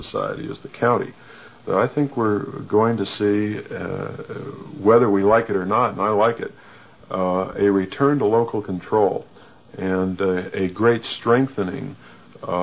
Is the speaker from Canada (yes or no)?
no; United States; I'm an American, and I love my country and my community